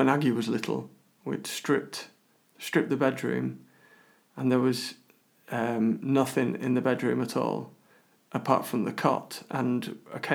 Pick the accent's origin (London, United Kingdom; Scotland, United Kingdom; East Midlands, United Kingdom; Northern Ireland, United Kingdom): London, United Kingdom; moved away; we're both originally from London